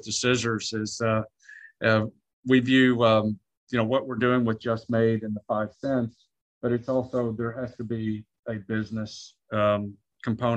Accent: Arkansas, United States; also born or lived in Latin America / Ecuador; now in Texas, United States; I was raised in Arkansas, but I'm Ecuadorian at heart.

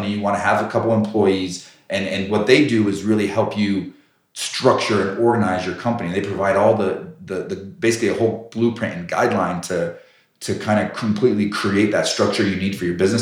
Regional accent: Colorado Springs, Colorado, United States; I knew growing up in Colorado Springs, there was hail every year

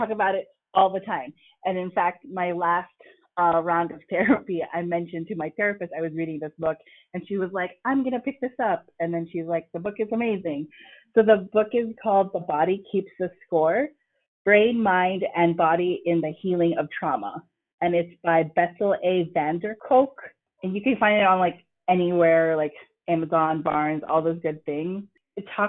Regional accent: United States; my parents are from the Philippines, and I was born in the States

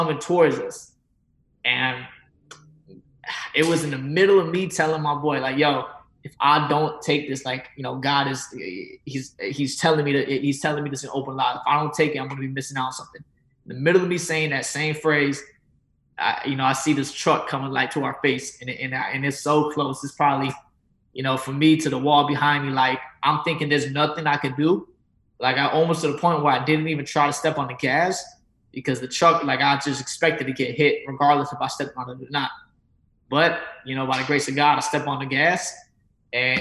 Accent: Fayetteville, North Carolina, United States; moved away as an adult; now in Atlanta, United States; we're both from the same hometown, Fayetteville, North Carolina

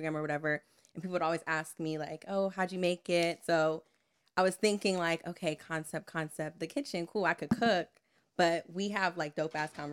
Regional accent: Columbia, Maryland, United States; So I'm from the DMV area. I actually grew up in Howard County, Columbia

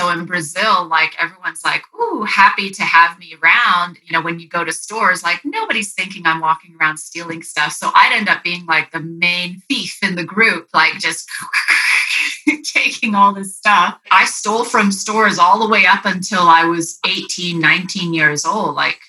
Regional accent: Philippines; also born or lived in Japan; I grew up in the Philippines with Berg, and I also was in Japan with Berg.

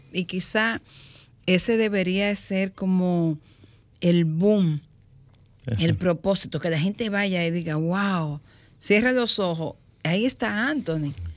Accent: Higüey, La Altagracia, Dominican Republic; moved away; yo nací en Higüey

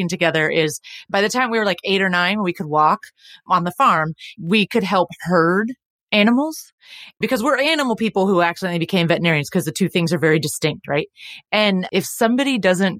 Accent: Texas, United States; we're from Texas

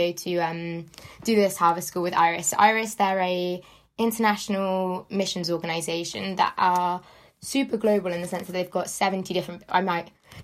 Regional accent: Devon, South West England, United Kingdom; moved away as an adult; now in Brighton, United Kingdom; I'm originally from Devon. Yeah, so moved across.

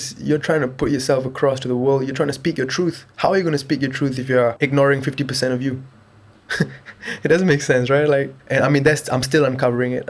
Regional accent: Singapore; being the only person that was born and raised in Singapore within the family

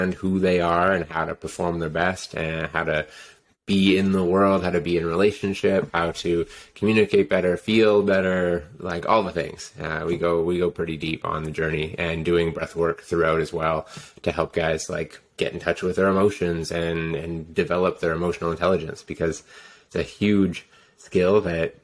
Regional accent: Ontario, Canada; moved away as an adult; also born or lived in Whistler; I grew up in Ontario, and I was a skier

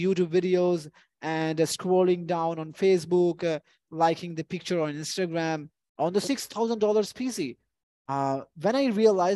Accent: Punjab, Pakistan; I'm from the Punjab

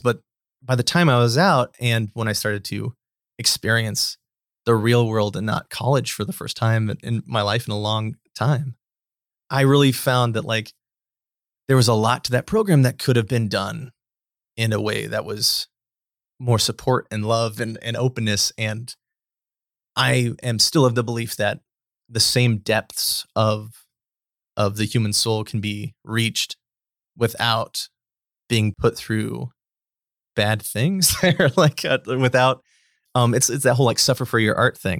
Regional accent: Bridgeport, Nebraska, United States; moved away as an adult; also born or lived in Scottsbluff, Nebraska / Houston / Lincoln, Nebraska; I grew up in Bridgeport, Nebraska, which is a very small town

